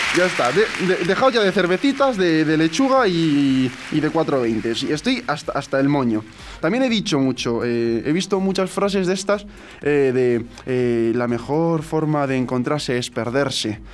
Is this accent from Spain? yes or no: yes; Alicante, Valencian Community, Spain; yo era de Alicante, que era alicantino, me dijeron que no tenía nada de acento andaluz